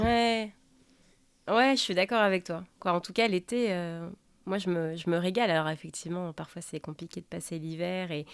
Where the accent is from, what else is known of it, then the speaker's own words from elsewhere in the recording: France; moved away as an adult; now in Seattle, United States; je suis française et je vous parle depuis Seattle.